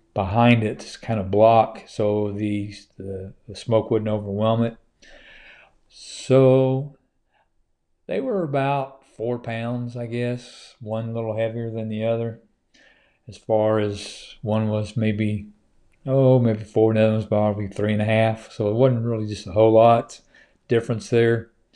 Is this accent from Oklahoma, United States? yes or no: yes; Oklahoma, United States; now in Georgia, United States; it's my home state